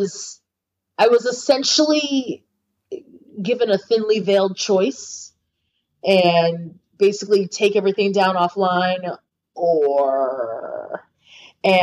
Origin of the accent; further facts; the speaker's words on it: United States; also born or lived in New York City; as an American woman